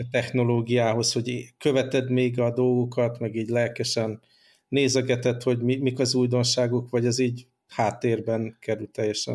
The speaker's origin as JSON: {"language": "Hungarian", "country": "Hungary", "moved": "yes", "said": "amire büszkék vagyunk, mint magyarok"}